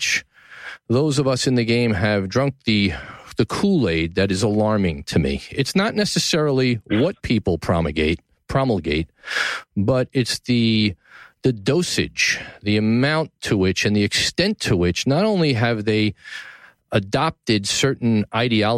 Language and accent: English; New York City, New York, United States; From the Gotham Podcast Studio in the heart of downtown New York City, my hometown